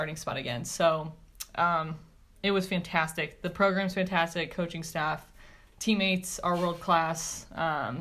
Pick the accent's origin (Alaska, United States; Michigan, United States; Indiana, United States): Indiana, United States; Fort Wayne; moved away as an adult; also born or lived in Los Angeles; I am from Fort Wayne, Indiana